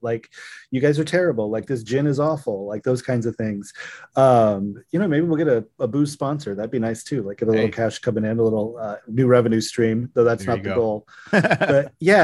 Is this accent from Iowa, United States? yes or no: yes; Sioux City, Iowa, United States; I was born in Sioux City. My family had been there for a long time